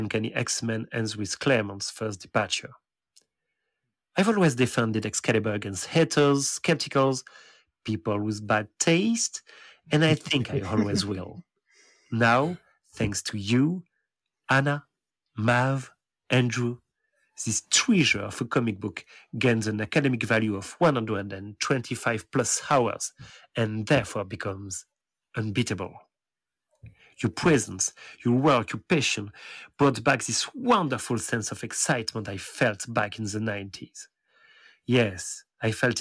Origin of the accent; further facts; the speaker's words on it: France; English is a second language; Nightcrawler's biggest French fan. I'm back with my despicable accent